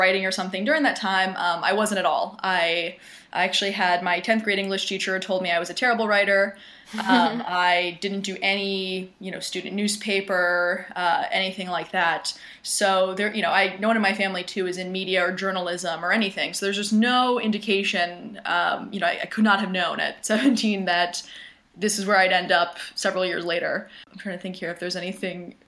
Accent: Jacksonville, Florida, United States; moved away; also born or lived in Northeast United States; So I'm originally from the Northeast, but grew up in Jacksonville, Florida

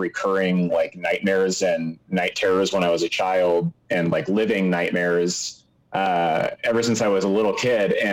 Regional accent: Seattle, Washington, United States; I grew up in the Seattle area

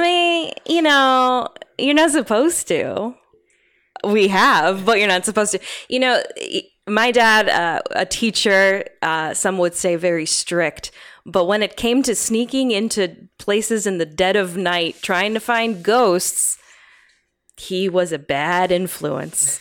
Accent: New England, United States; growing up in New England

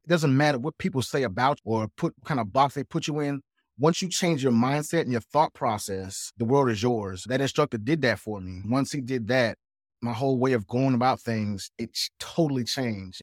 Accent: South Carolina, United States; I'm actually from South Carolina

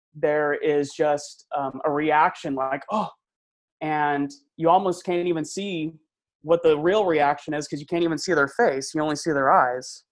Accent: Central Valley, California, United States; not uh, from my hometown, but from um, you know Central Valley

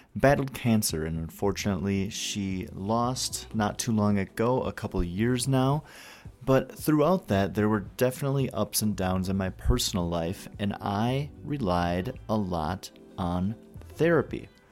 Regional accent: northern Wisconsin, United States; I'm from northern Wisconsin.

